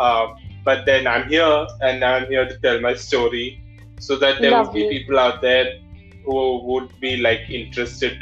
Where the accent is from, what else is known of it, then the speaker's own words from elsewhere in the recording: Malayali, Kerala, India; accent: Malayali; saying that I've got a Malayali accent